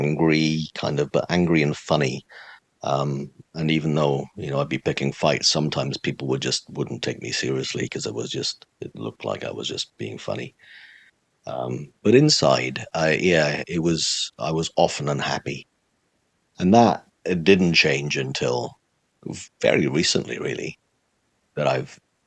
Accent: Swansea, Wales, United Kingdom; moved away as an adult; also born or lived in Cardiff; I grew up in the city of Swansea in South Wales

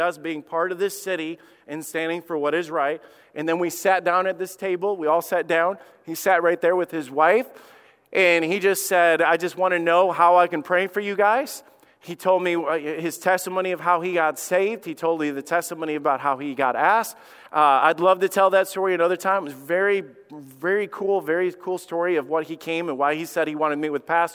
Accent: Somerville, Alabama, United States; I grew up in Somerville, Alabama

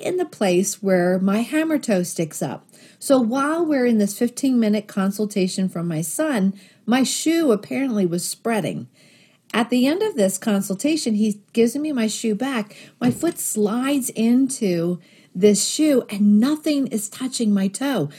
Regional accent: Philadelphia, Pennsylvania, United States; I grew up in Northeast Philadelphia

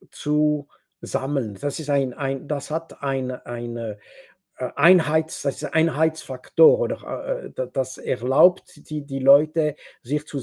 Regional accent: Switzerland; German is a second language; ich bin Schweizer und wenn ich rede mit Franzosen zum Beispiel, ich habe nicht den Eindruck, dass wir, meine Demokratie entspricht die französische Demokratie.

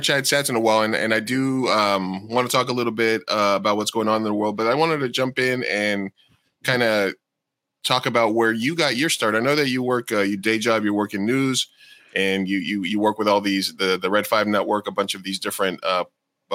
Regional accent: New York, United States; when I was growing up in New York

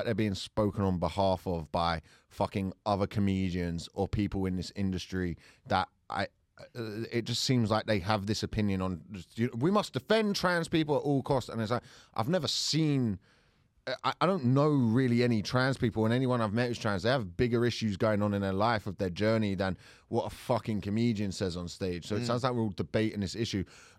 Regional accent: London, United Kingdom; accent: South London; Hi, it's my South London accent.

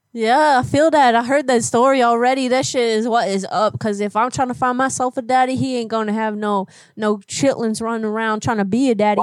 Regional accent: New Orleans, Louisiana, United States; I was born in New Orleans

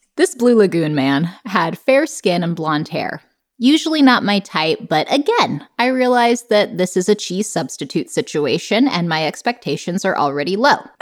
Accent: United States; I'm American

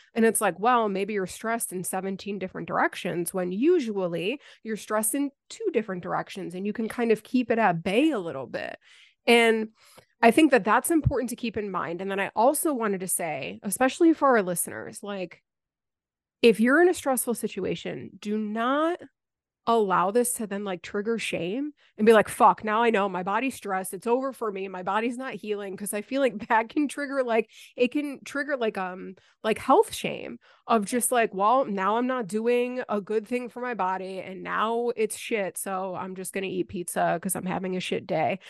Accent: Buffalo, New York, United States; moved away as an adult; now in the Carolinas, United States; I moved a, a little bit over a year ago from Buffalo, like my hometown

